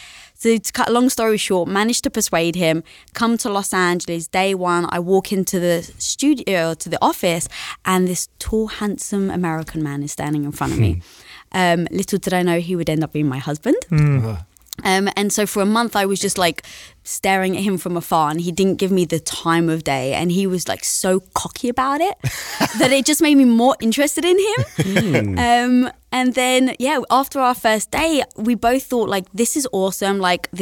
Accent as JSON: {"language": "English", "region": "London", "country": "United Kingdom", "said": "I'm from London."}